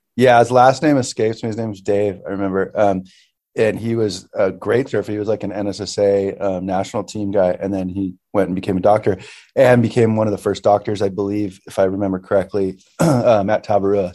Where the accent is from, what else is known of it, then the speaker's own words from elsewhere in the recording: Santa Paula, California, United States; grew up in uh, Santa Paula, which is like um, about 12 or I don't know, like 15 minutes inland from Ventura